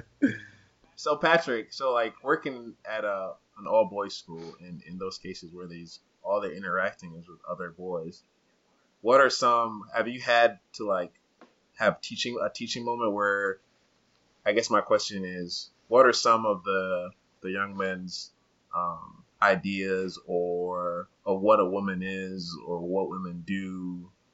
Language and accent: English; Uganda; moved away; growing up in Uganda for and like being in my culture, also Rwandan culture.